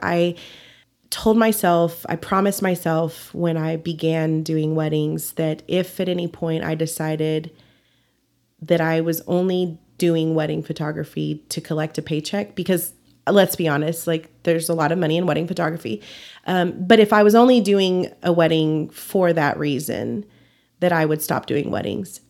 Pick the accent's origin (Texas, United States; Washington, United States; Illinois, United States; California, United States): Texas, United States; Dumas; also born or lived in Amarillo, Texas / San Antonio, Texas; I was born in Dumas, Texas, about forty-five miles north, and then, um, when I was about twelve, my parents, um, moved here, and we've been here ever since.